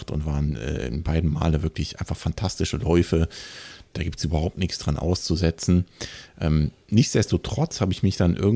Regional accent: Kassel, Hesse, Germany; Ich komme ja aus Kassel und habe äh, hier vor Ort natürlich den Heimatmarathon.

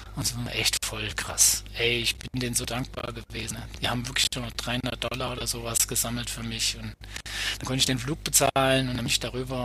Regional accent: Bad Nauheim, Hesse, Germany; Ich komme aus Bad Nauheim, das, äh, da habe ich da gewohnt, also Gießener, Frankfurter Ecke

